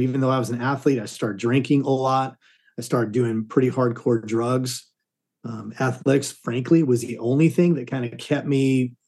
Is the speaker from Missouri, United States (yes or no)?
no; Southern California, United States; moved away as an adult; now in Dallas, United States; I grew up in Southern California.